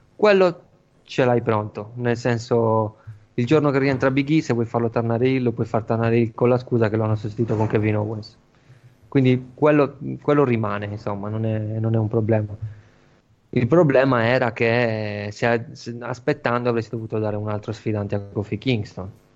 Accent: Flumini, Sardinia, Italy; al Flumini, il mio paese

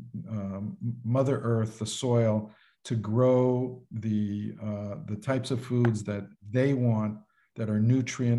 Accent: New York City, New York, United States; now in Florida, United States; I grew up in Manhattan in the concrete jungle

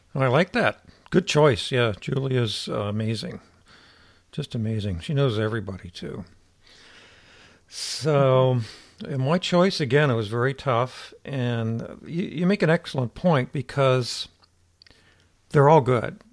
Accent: Ohio, United States; moved away; I'm from Ohio

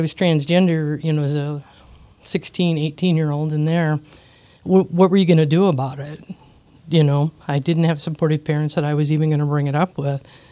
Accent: Iowa, United States; I was born in Iowa in a small town

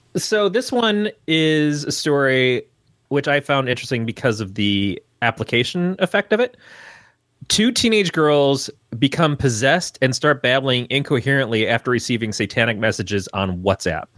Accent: Michigan, United States; I grew up in Michigan.

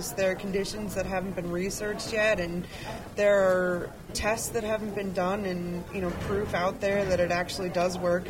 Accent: Ohio, United States; moved away as an adult; now in Montana, United States; I'm from Ohio, and I moved out to Montana

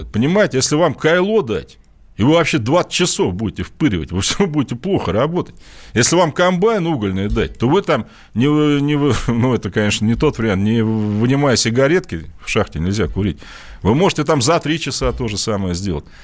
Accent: Moscow Oblast, Russia; Я, кстати, москвич э, в первом поколении, точнее даже, наверное, не в первом, я из Подмосковья.

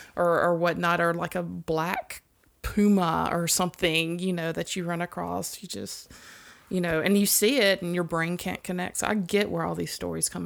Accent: Mississippi, United States; growing up in Mississippi

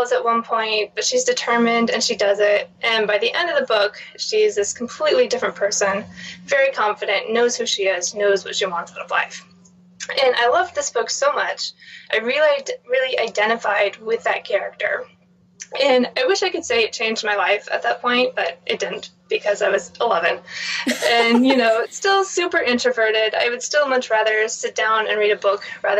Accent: Phoenix, Arizona, United States; now in Galveston, United States; I didn't grow up around sailing. I'm originally from Phoenix, Arizona

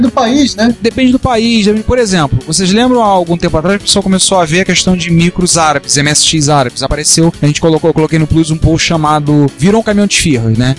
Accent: Rio de Janeiro, Brazil; accent: carioca; nosso sotaque carioca

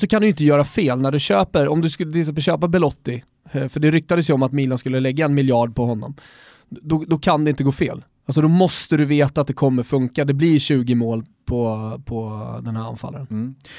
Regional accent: Sweden; som svensk

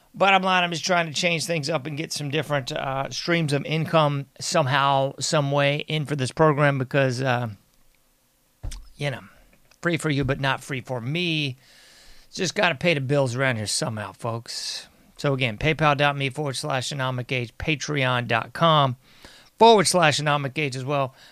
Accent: United States; I'm an American

